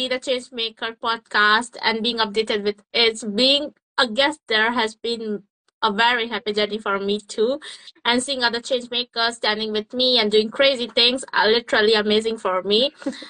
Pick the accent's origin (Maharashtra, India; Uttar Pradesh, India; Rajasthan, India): Uttar Pradesh, India; moved away as an adult; now in Cambridge, United Kingdom; I'm from Uttar Pradesh, India, but currently based in Cambridge, UK, continuing my studies in BSc Honours Forensic Science at Anglia Ruskin University.